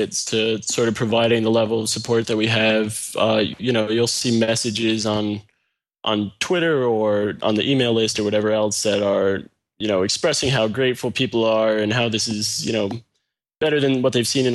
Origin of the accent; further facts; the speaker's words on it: Albany, New York, United States; also born or lived in Texas / Cape Cod; now in New York City, United States; I grew up in Albany, New York, which is a couple hours north of New York City